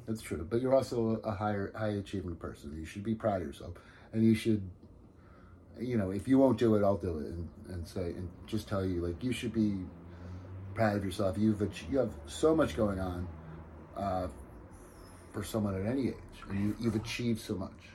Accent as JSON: {"language": "English", "region": "New Jersey", "country": "United States", "said": "I'm from New Jersey"}